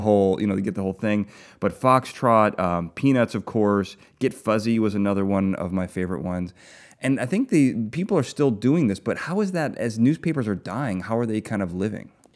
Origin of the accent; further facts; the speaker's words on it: Chicago, Illinois, United States; I grew up with them. I grew up in Chicago